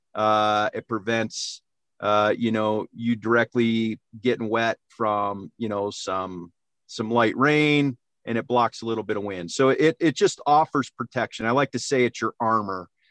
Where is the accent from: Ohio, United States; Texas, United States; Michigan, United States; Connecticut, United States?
Ohio, United States; Cleveland; moved away; I grew up in Ohio, so it's all whitetails there